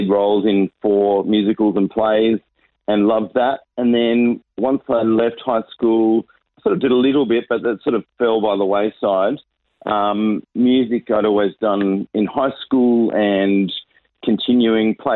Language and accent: English; Sydney, New South Wales, Australia; moved away as an adult; also born or lived in Nairobi, Kenya; now in Adelaide, Australia; I was born and raised in Sydney with a little couple of years living in Nairobi